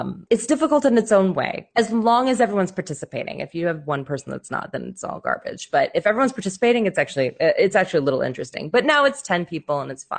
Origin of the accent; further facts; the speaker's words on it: Denver, Colorado, United States; moved away; also born or lived in Nebraska; we are from Colorado